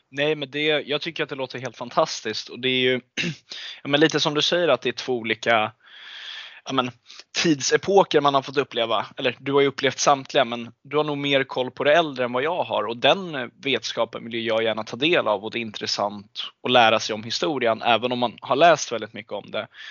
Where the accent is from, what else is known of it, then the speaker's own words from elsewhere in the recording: Stockholm, Stockholm County, Sweden; jag är 21 år gammal och kommer från Stockholm